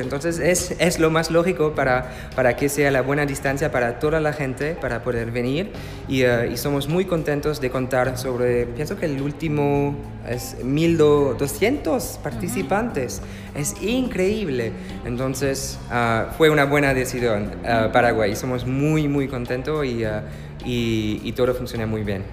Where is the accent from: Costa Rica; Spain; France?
France; Spanish is a second language; also born or lived in Germany; oui, oui, je suis français Soy francés y alemán.